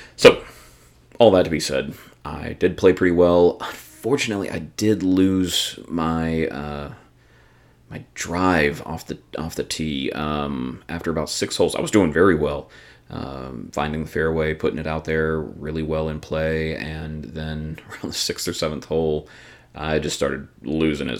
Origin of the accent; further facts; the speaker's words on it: the South, United States; growing up in the South